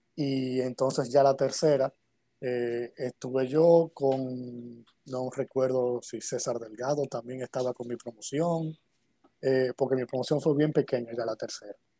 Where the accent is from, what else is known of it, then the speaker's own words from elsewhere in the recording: Santo Domingo, Distrito Nacional, Dominican Republic; Yo nací aquí en República Dominicana, en Santo Domingo, eh, en el año 82, 1982.